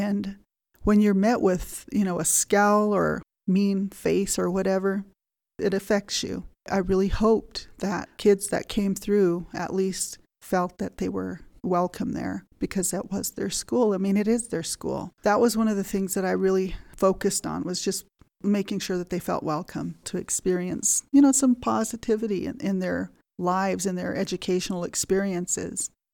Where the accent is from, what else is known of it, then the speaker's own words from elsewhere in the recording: Fort Washakie, Wyoming, United States; also born or lived in Lander, Wyoming; Grew up here at Fort Washakie, going to school at Fort Washakie School.